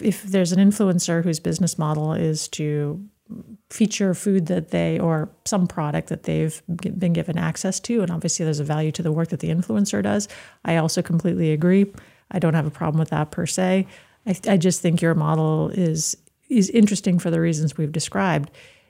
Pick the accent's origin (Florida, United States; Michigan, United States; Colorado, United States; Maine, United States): Maine, United States; Augusta; But as an Augusta native